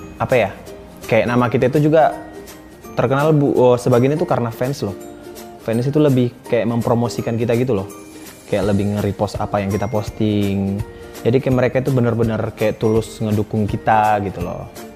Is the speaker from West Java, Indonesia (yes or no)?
no; Sibolga, North Sumatra, Indonesia; now in Jakarta, Indonesia; kampung aku di Sibolga